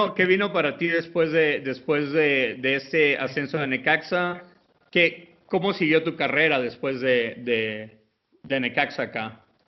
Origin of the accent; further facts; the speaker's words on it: Guatemala; que soy guatemalteco